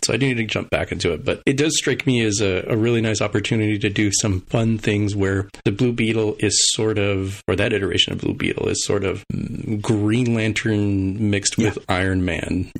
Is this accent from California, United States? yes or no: no; El Paso, Texas, United States; my hometown of El Paso, Texas